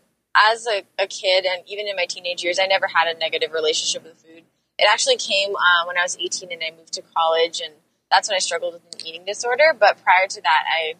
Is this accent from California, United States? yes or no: yes; Los Angeles, California, United States; I actually grew up in the same house my whole life. I'm still living in it now. I've been in LA for almost 24 years